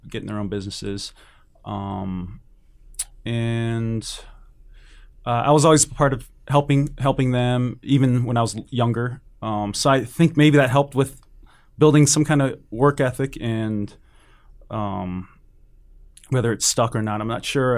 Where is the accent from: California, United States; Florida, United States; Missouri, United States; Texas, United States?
California, United States; also born or lived in Hawaii / San Jose / Oakland; I was born in Hawaii, and I don't remember any of that. We moved to, uh, California, my family